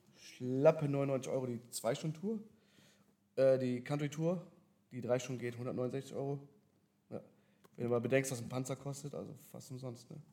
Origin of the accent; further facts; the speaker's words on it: Berlin, Germany; moved away as an adult; also born or lived in Dubai; now in Cologne, Germany; gebürtig aus Berlin, aber jetzt natürlich auch hier mit dem Business in Köln